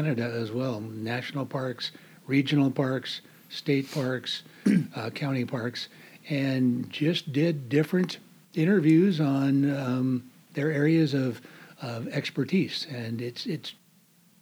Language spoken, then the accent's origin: English; Long Beach, California, United States; moved away as an adult; also born or lived in Washington; I was raised in Southern California, born in 1954. And stayed in the Long Beach area of Southern California until I was about 21 years old